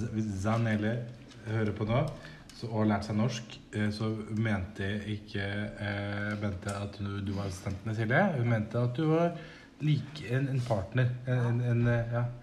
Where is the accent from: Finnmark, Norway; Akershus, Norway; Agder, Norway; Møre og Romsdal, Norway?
Akershus, Norway; Nesodden; Det kaller vi for dragegrass hjemme på Nesodden